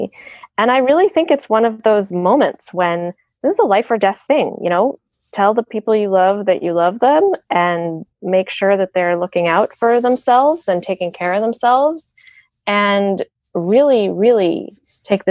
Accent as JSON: {"language": "English", "country": "United States", "tie": "born or raised there", "moved": "as an adult", "said": "America, my home country, my passport where I grew up"}